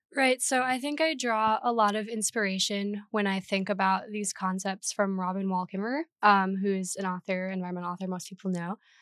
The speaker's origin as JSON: {"language": "English", "region": "Minnesota", "country": "United States", "moved": "as an adult", "lives_now": "Madison, United States", "said": "I'm originally from Minnesota in a little nature town."}